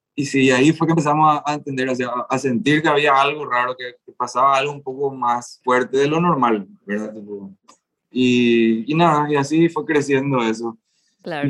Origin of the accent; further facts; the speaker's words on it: Asunción, Paraguay; somos de Asunción